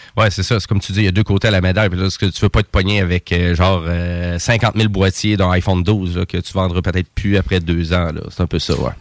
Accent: Saint-Georges, Quebec, Canada; je viens de Saint-Georges de Beauce

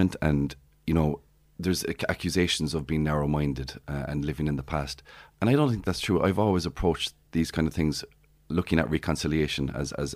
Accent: Clonakilty, Munster, Ireland; I attended several events in Clonakilty, in my hometown.

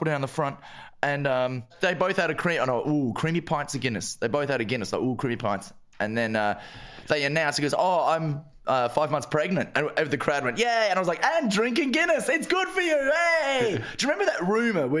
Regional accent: Australia; as an Aussie

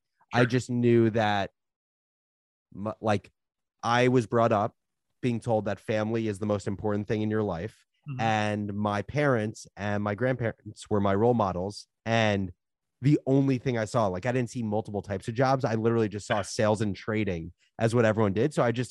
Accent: Livingston, New Jersey, United States; I'm from New Jersey originally, from Livingston, New Jersey, suburb, like 40 minutes outside of the city. But I grew up going to the city my whole life.

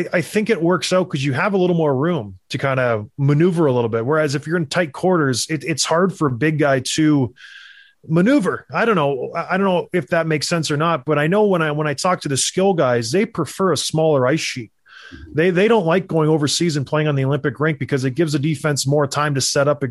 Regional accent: Edmonton, Alberta, Canada; born there; I was born in Edmonton. We bounced around because of my dad's job. We went from the west to the east and kind of settled down.

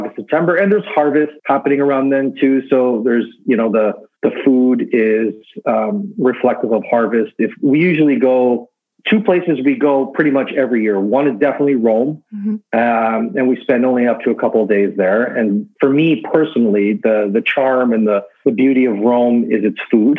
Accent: Oakville, Ontario, Canada; first language English; also born or lived in North York / Woodbridge; So I was probably around 10 years old. So then we moved to Oakville and pretty much grew up in Oakville.

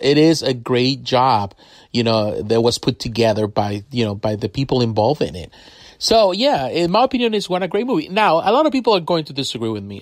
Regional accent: Mexico; I grew up in Mexico, so I have the opportunity to read comics in Spanish and comics in English

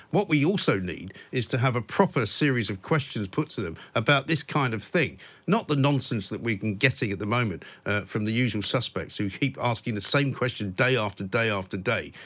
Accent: England, United Kingdom; moved away as an adult; also born or lived in United States; I was born and brought up in England

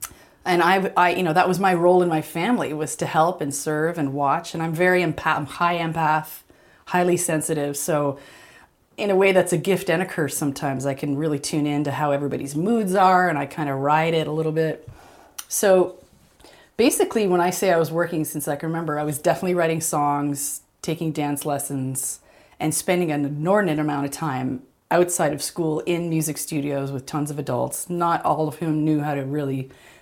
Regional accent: Canada; as a Canadian

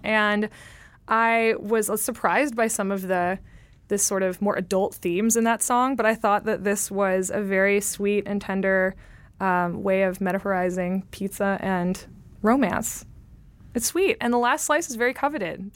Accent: California, United States; I'm from California

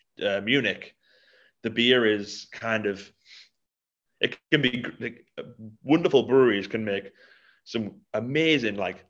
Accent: Middlesbrough, North East England, United Kingdom; I'm from Middlesbrough

